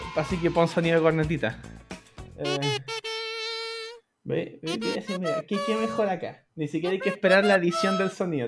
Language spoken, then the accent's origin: Spanish; Santiago, Santiago Metropolitan Region, Chile; Chile, todos somos de Santiago, todos ubicamos los sectores y nos movemos por ahí